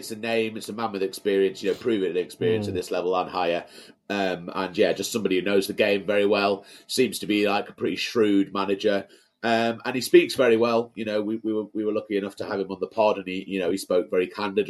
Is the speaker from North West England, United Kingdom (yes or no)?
yes; Carlisle, North West England, United Kingdom; Born and raised in Carlisle, first 20 years of my life. Went to school in Brampton.